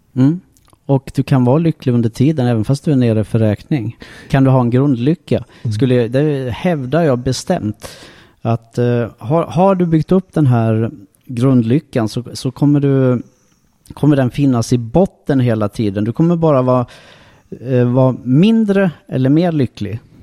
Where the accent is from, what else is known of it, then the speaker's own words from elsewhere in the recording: Sweden; jag är född i Sverige